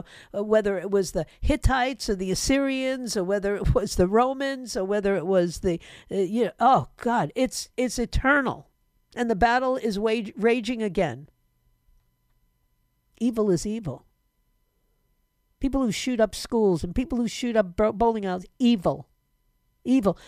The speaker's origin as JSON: {"language": "English", "town": "New York City", "region": "New York", "country": "United States", "tie": "born or raised there", "moved": "yes", "said": "New York City, my hometown"}